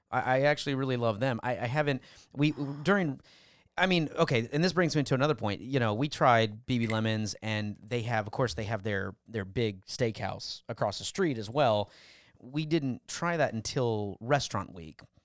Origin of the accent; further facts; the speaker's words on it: California, United States; now in Houston, United States; I was born in California